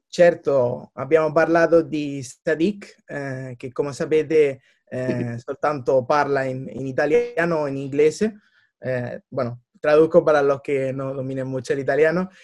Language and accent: Spanish; Almería, Andalusia, Spain; also born or lived in Manchester; yo soy nacido en Almería, mi padre era italiano, con lo cual, en concreto de Roma